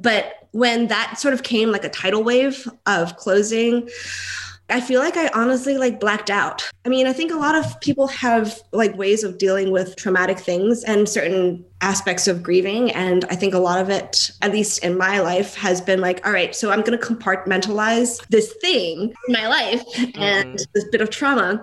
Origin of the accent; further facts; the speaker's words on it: Hawaii, United States; also born or lived in New York / Bryn Mawr; now in Philadelphia, United States; because I'm from Hawaii